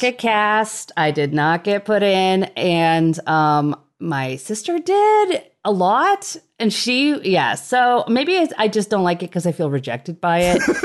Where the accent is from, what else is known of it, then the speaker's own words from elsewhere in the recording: Nebraska, United States; I grew up in Nebraska